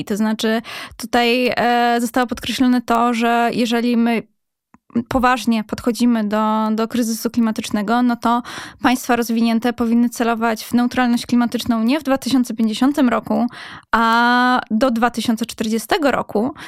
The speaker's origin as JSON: {"language": "Polish", "town": "Katowice", "region": "Silesian Voivodeship", "country": "Poland", "said": "ja też pochodząc ze Śląska, z, z Katowic"}